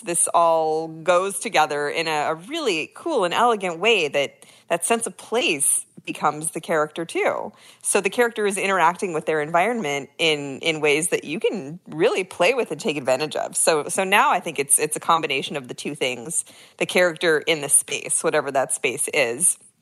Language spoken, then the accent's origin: English; San Francisco, California, United States; moved away as an adult; I was born and raised in San Francisco